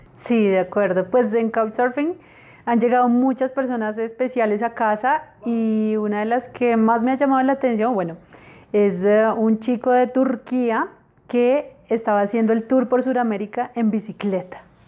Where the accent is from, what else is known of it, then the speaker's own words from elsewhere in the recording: Bogotá, Colombia; nosotros como colombianos